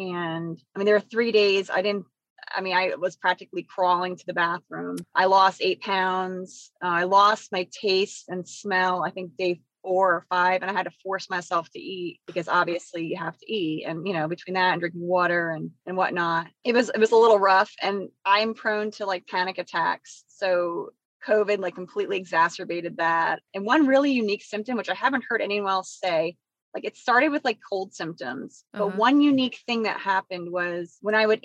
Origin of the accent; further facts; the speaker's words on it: New York, United States; now in Charlotte, United States; I hail from New York